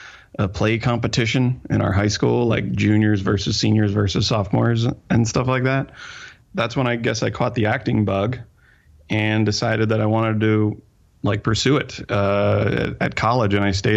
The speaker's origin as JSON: {"language": "English", "town": "Morgantown", "region": "West Virginia", "country": "United States", "tie": "born or raised there", "moved": "as an adult", "lives_now": "Los Angeles, United States", "said": "I grew up in Morgantown, West Virginia. It's a very small town, although it's getting bigger now, I suppose. It is a college town. It's where West Virginia University is."}